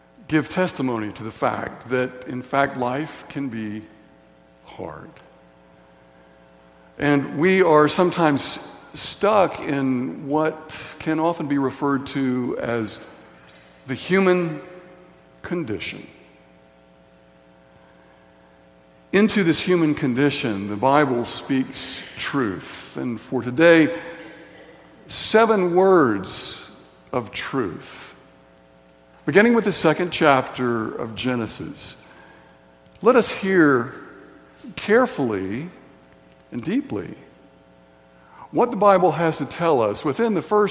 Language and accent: English; Signal Mountain, Tennessee, United States; growing up in Signal Mountain, Tennessee, on the playground in Signal Mountain Elementary School